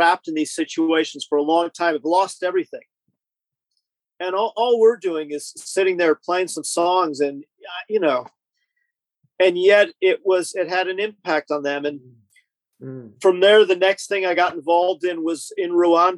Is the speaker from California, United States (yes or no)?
yes; Southern California, United States; moved away as an adult; also born or lived in Canadian border (US side); now in United Kingdom; I grew up in Southern California